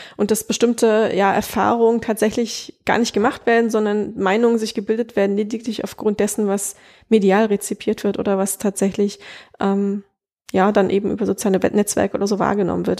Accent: East Germany, Germany; moved away as an adult; also born or lived in Prague, Czech Republic / Upper Franconia, Bavaria; now in Bavaria, Germany; bei uns im Osten

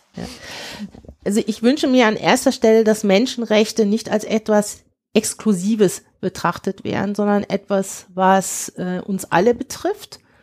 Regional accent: Cologne, North Rhine-Westphalia, Germany; also born or lived in Nigeria; ich natürlich sehr deutsch sozialisiert bin. Ich komme aus dem Rheinland

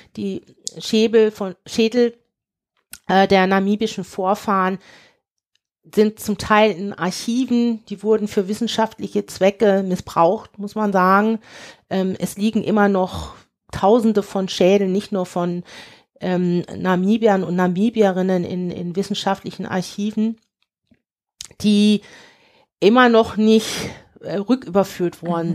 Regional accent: Cologne, North Rhine-Westphalia, Germany; also born or lived in Nigeria; ich natürlich sehr deutsch sozialisiert bin. Ich komme aus dem Rheinland

